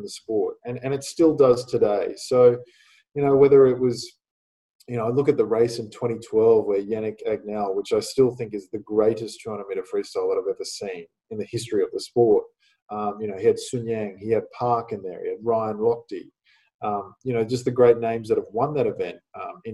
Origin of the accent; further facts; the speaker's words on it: Australia; winning in my home country